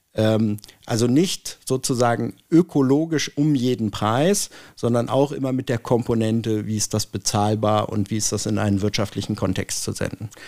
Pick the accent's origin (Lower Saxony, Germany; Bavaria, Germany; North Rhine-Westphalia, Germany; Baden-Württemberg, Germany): Lower Saxony, Germany; Hanover; bin Hannoveraner